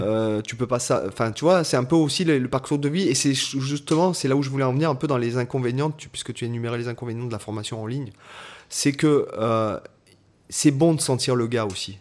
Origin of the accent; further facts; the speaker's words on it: Toulon, Provence-Alpes-Côte d'Azur, France; à la base, je suis de Toulon